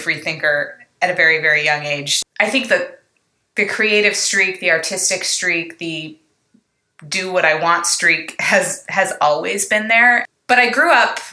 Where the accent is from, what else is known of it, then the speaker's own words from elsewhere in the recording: Salem, Oregon, United States; now in California, United States; I grew up in Oregon, in Salem, which is the capital.